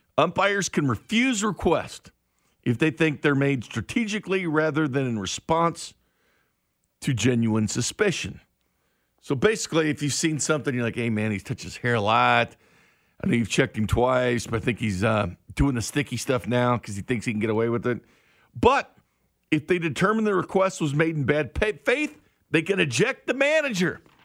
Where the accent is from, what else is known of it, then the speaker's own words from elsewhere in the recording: Kansas City, Missouri, United States; I hail from Kansas City, Missouri.